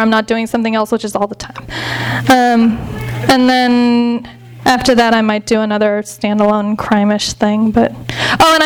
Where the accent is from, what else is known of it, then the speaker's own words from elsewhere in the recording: Los Angeles, California, United States; I grew up in the Valley, so that seemed like the happening part